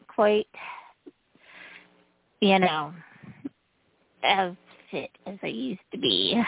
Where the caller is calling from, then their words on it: Utah, United States; This is …, and I'm from Utah.